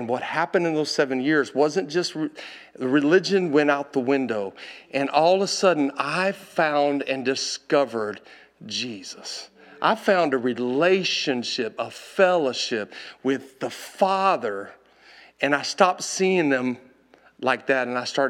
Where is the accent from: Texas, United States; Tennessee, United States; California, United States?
Texas, United States; And I ran off and I told her, you don't know me. I'm from Texas.